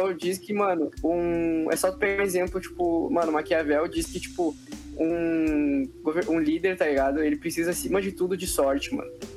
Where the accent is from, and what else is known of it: Brazil